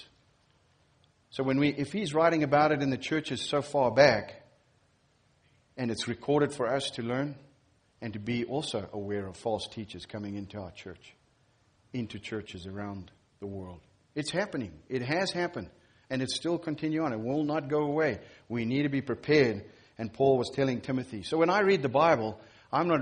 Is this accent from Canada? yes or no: no; Zimbabwe; moved away; I'm from Zimbabwe